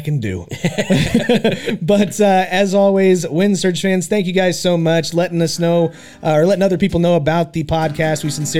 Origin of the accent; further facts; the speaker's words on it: Wichita, Kansas, United States; also born or lived in Garden City, Kansas; I was born in Garden City, but I've lived in Wichita pretty much my entire life.